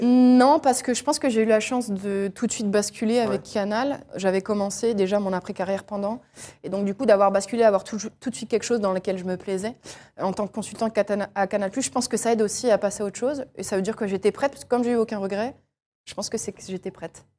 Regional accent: Angers, Pays de la Loire, France; je suis d'Angers, j'allais avec mon papa, avec mon frère voir euh, les matchs euh, d'Angers

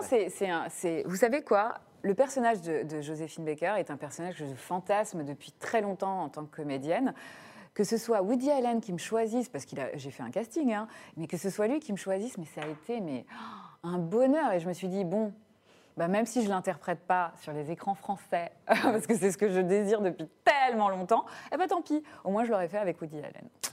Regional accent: Burgundy, Bourgogne-Franche-Comté, France; Moi, je suis de Bourgogne

